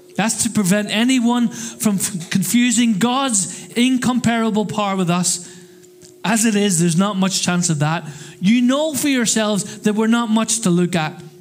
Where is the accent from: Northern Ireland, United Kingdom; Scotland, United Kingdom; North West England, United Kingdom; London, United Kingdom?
Northern Ireland, United Kingdom; now in Crawley, United Kingdom; I come from Northern Ireland